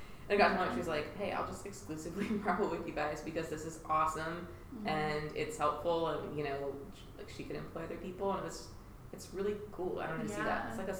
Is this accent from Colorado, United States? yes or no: no; Brentwood, Tennessee, United States; I grew up in Brentwood.